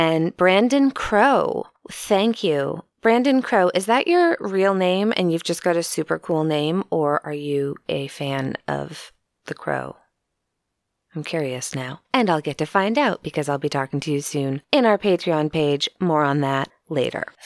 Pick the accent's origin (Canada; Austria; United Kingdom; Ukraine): Austria; from Austria.